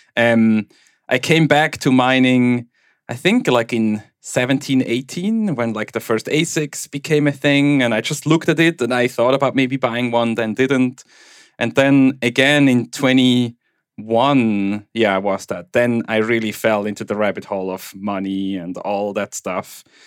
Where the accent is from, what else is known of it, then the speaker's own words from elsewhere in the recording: German-speaking Switzerland, Switzerland; accent: Swiss German; first language Swiss German; English is a second language; where I grew up in Switzerland